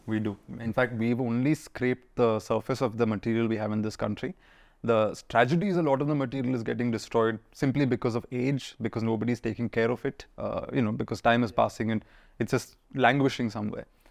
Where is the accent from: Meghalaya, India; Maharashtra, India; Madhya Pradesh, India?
Maharashtra, India; Pune; also born or lived in Kerala; I'm a Malayali kid who grew up in Pune